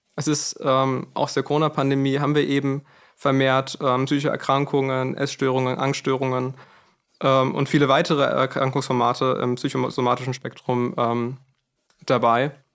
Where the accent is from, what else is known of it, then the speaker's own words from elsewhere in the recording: Frankfurt, Hesse, Germany; bei uns in Frankfurt